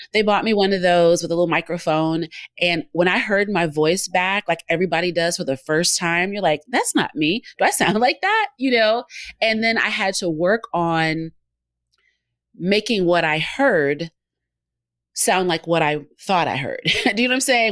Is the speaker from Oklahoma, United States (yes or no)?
no; Georgia, United States; also born or lived in Memphis; I'm from Georgia. I'm in Georgia.